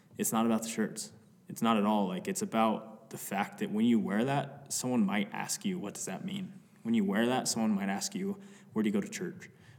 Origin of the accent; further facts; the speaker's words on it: Cody, Wyoming, United States; We're from Cody, Wyoming, which it's like any direction you go, you can be in a different mountain range.